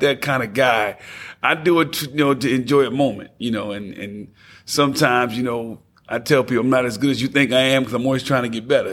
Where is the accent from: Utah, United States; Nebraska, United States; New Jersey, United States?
New Jersey, United States; Passaic; now in Knoxville, United States; I'm from Passaic, New Jersey